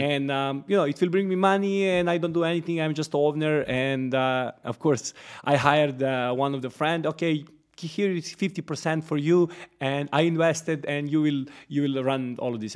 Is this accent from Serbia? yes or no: yes; Smederevska Palanka, Podunavlje District, Serbia; moved away as an adult; now in Dubai, United Arab Emirates; I'm coming from Serbia, uh, from one, uh, small city, Smederevska Palanka, actually one village next to it. It's called Vodice